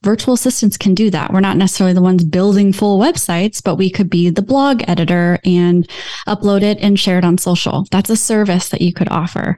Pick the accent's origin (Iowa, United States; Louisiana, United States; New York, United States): Iowa, United States; I'm from Iowa